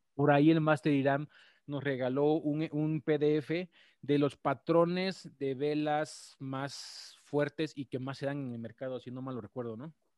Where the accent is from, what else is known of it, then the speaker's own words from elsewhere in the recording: Mexico; las personas que somos de México